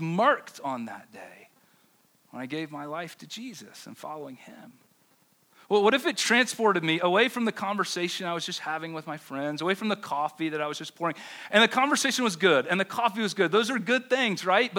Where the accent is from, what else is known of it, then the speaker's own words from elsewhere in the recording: the South, United States; now in Denver, United States; I grew up Baptist in the South